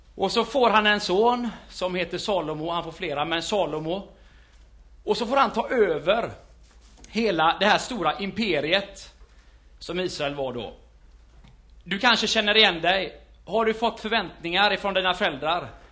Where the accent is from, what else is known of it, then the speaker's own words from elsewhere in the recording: Gothenburg, Västra Götaland, Sweden; i Fiskebäck, där jag är ifrån, kan man säga, växte upp den största delen där.